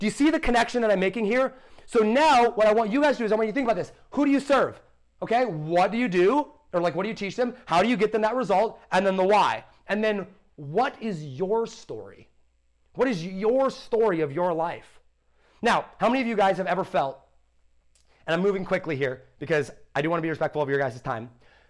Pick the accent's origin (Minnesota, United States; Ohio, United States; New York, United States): Ohio, United States; dude, I'm from Ohio. I grew up in a great school. I grew up with great parents.